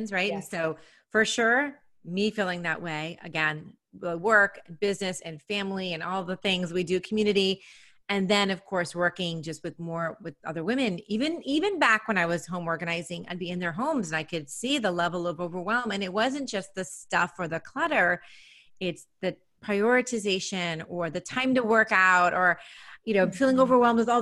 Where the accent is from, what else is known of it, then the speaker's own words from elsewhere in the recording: New York City, New York, United States; moved away as an adult; now in Nashville, United States; I'm from New York, always have been a New Yorker, New York City